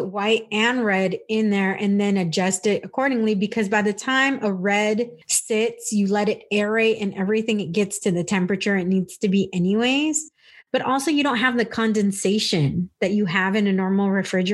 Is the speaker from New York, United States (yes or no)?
no; California, United States; now in Texas, United States; when I moved to Texas, growing up in California